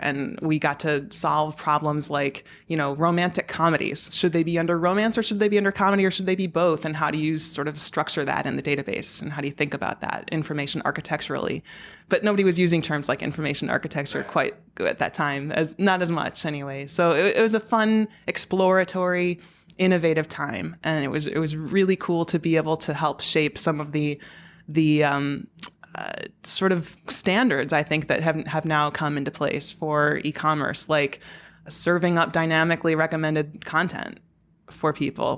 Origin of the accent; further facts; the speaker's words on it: Chicago South suburbs, Illinois, United States; moved away as an adult; also born or lived in San Jose / Dusseldorf / Portland / Nashville; now in New York City, United States; the Chicago South suburbs